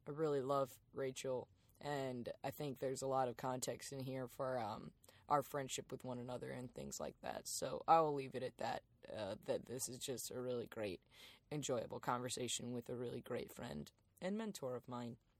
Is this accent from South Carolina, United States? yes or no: yes; Darlington, South Carolina, United States; moved away as an adult; also born or lived in Athens, Georgia / Lancaster, South Carolina; now in Chicago, United States; we moved to Darlington